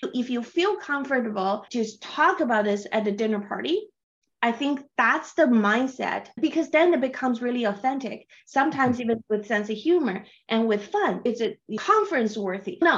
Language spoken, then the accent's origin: English; China; English is a second language; I'm from China, so I read Chinese books to relax to and Chinese novels